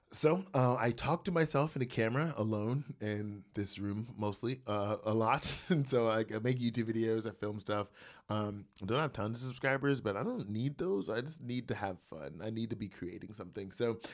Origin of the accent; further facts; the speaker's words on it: New Jersey, United States; born there; now in Columbus, United States; I live in Columbus, Georgia. I was born in New Jersey.